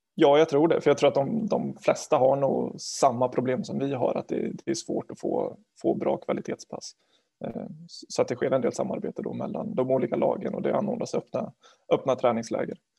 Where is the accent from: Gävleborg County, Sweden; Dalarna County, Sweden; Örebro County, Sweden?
Örebro County, Sweden; Garphyttan; moved away as an adult; now in Linköping, Sweden; jag är från, från Garphyttan från början, utanför Örebro. Eh, jag har vuxit upp där